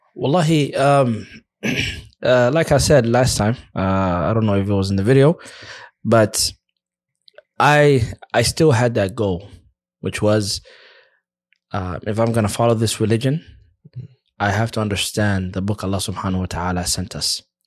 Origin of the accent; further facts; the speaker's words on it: United States; moved away as an adult; now in Egypt; I'm from America.